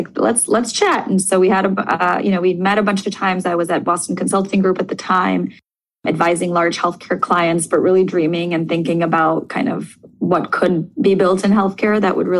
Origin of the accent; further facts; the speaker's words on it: Moscow, Russia; moved away; I grew up in Moscow in Russia